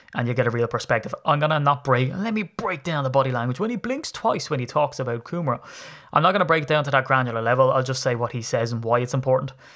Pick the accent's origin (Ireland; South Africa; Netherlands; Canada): Ireland; as an Irishman